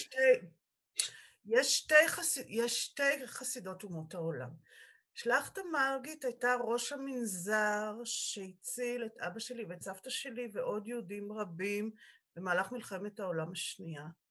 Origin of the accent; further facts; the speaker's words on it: Israel; also born or lived in Sweden; בעלי ואני נולדנו בקיבוץ